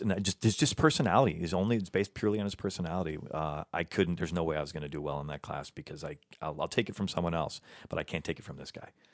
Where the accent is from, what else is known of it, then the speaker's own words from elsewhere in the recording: Midwest, United States; also born or lived in Chicago; now in Los Angeles, United States; I'm from the Midwest.